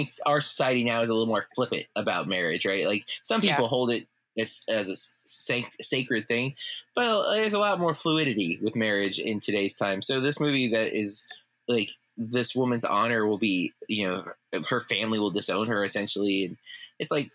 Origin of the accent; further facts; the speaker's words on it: United States; Not only are we from Polk County